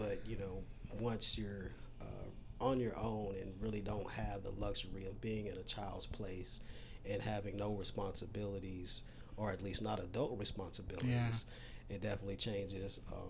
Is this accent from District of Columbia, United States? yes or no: no; Dallas, Texas, United States; also born or lived in Texarkana, Texas; We grew up in the projects in Oak Cliff. I was actually born in Texarkana, Texas, but we grew up in Oak Cliff, moved there when I was very small.